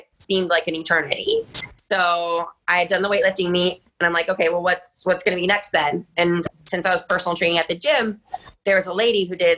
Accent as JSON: {"language": "English", "town": "Ann Arbor", "region": "Michigan", "country": "United States", "tie": "born or raised there", "said": "I grew up in Ann Arbor, which is the city where the university is located"}